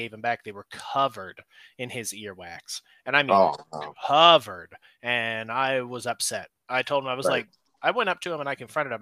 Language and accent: English; Washington, United States; now in Oregon, United States; I grew up in Washington, and firework laws there are a lot more lax than they are in Oregon, where I'm at now